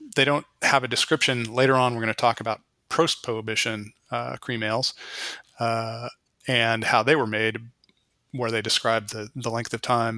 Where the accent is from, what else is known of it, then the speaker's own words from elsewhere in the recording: West Coast, United States; it's not really like I grew up in the West Coast entirely. I had no connection to the East Coast